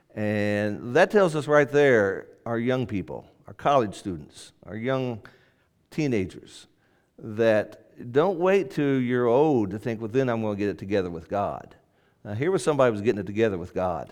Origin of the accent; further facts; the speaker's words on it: Indianapolis, Indiana, United States; That's where I was born. I was born in Indianapolis